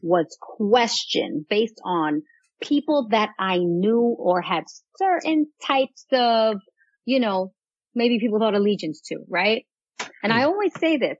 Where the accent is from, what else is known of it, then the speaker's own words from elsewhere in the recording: New York City, New York, United States; moved away; I grew up in Castle Hill. I don't know if you're familiar with the Bronx.